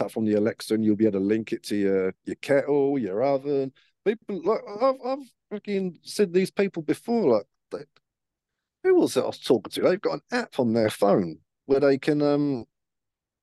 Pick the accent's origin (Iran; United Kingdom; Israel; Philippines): United Kingdom; as a British man